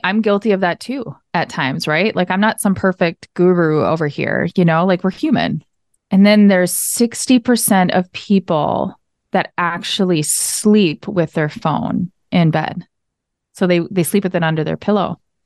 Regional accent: Minnesota, United States; also born or lived in Arizona; I am from Minnesota. You can probably hear it in the accent. Uh, grew up here

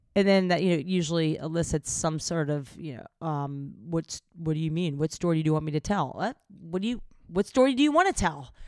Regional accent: the South, United States; growing up in the South

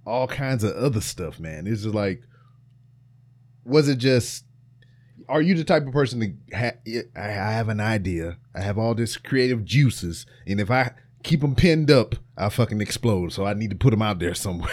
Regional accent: Louisiana, United States; my home state of Louisiana

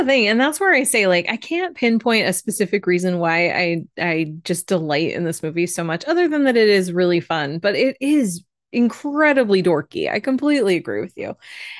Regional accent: Phoenix, Arizona, United States; We're from Phoenix. We're awesome people.

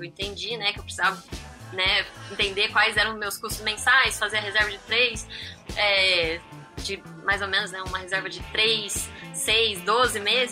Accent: interior of Campinas, São Paulo, Brazil; moved away as an adult; acabei mudando pra lá, porque eu sou do interior de Campinas

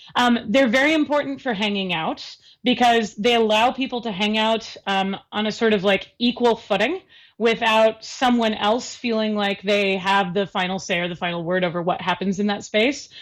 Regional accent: Seattle, Washington, United States; I grew up in the Seattle area

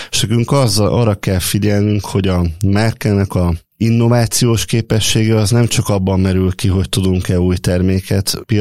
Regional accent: Gyermely, Komárom-Esztergom, Hungary; Igen, én, én gyermei származású vagyok, tehát a az anyai és az apai nagyszüleim is a szövetkezetbe dolgoztak, a szüleim is ott dolgoztak

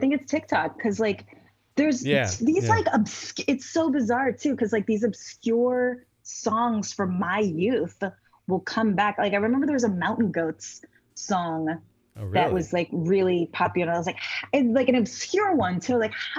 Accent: Trinidad & Tobago; My parents listened to old Calypso music, which I also love. I mean, we're from Trinidad, so like

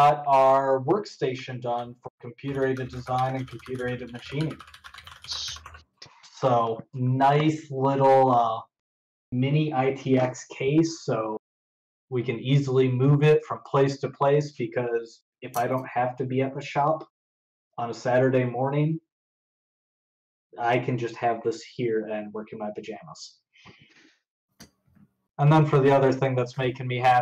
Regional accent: Southeast Michigan, United States; I grew up in Southeast Michigan. Still live in Michigan, just the opposite end of the state.

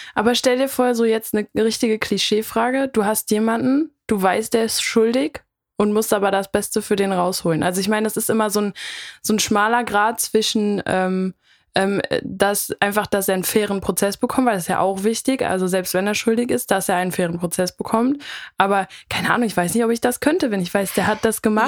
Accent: North Rhine-Westphalia, Germany; wir kommen ja aus NRW und zwar aus einem Teil, wo es schwierig ist mit Ch und Sch.

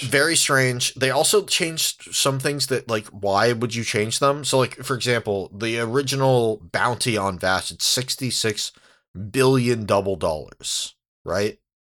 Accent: San Diego, California, United States; I grew up in San Diego.

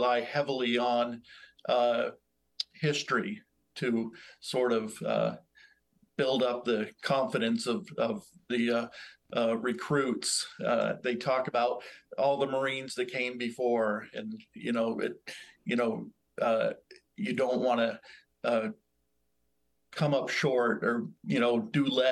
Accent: Burlington, Vermont, United States; moved away; I grew up in Burlington, Vermont, which is Ethan Allen's hometown

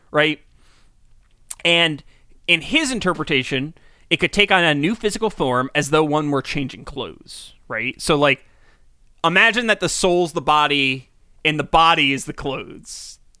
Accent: United States; we grew up in America

